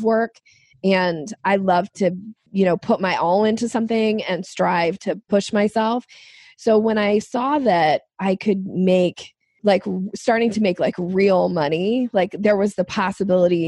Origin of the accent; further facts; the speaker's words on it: Boise, Idaho, United States; moved away as an adult; now in Washington State, United States; I grew up in Boise, Idaho, and I moved to Washington State